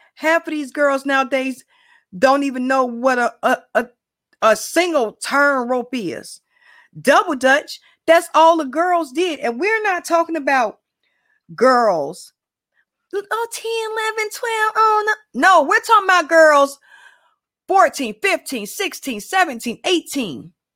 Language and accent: English; Chicago, Illinois, United States; born, bred, and raised in Chicago, you know, West Side